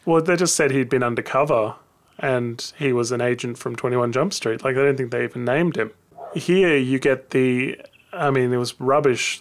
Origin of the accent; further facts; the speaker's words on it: Australia; I'm an Aussie